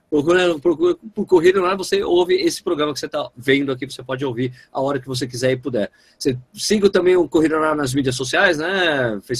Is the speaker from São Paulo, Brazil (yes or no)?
yes; São Paulo, Brazil; born there; Eu não nasci em Pernambuco, infelizmente. Nasci em São Paulo. Mas eu sou sangue 100% pernambucano.